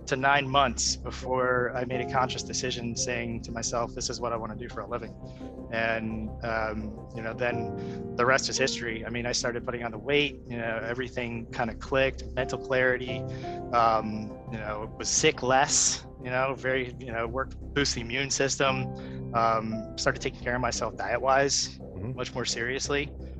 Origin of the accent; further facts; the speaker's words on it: South Florida, United States; I grew up in South Florida, you know, right by the beach